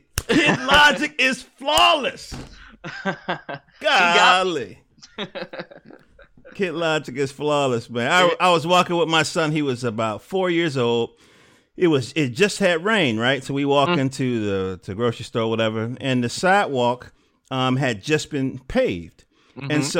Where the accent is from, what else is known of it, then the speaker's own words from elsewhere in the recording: Durham, North Carolina, United States; I was born in Durham.